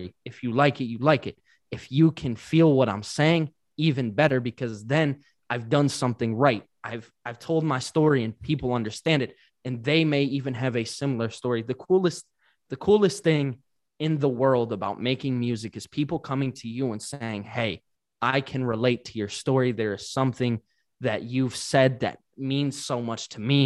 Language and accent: English; Detroit, Michigan, United States; I love my hometown. I'm still here